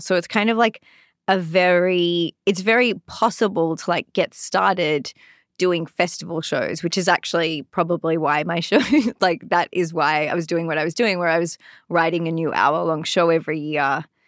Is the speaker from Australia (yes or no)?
yes; Sydney, New South Wales, Australia; moved away as an adult; also born or lived in London; now in Los Angeles, United States; I'm from Sydney, Australia